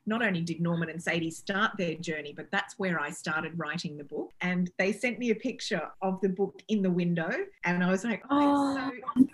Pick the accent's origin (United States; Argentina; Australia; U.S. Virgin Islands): Australia; moved away as an adult; also born or lived in United Kingdom; I'm clearly Australian and I'm proud Australian, but I've lived between the two countries for a long time